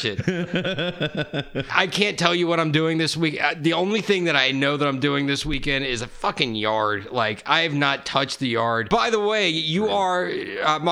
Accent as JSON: {"language": "English", "town": "Sandy Springs", "region": "Georgia", "country": "United States", "tie": "born or raised there", "said": "I grew up in Sandy Springs, so about like 7 minutes from"}